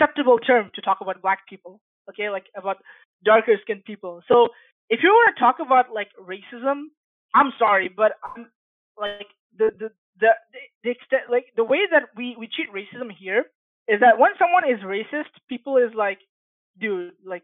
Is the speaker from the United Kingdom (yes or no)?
no; Bangladesh; now in Canada; I'm from Bangladesh